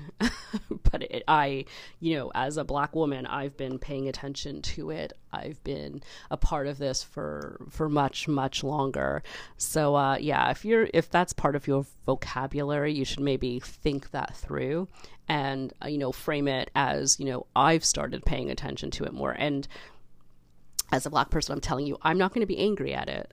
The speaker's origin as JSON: {"language": "English", "country": "Canada", "said": "I love being Canadian"}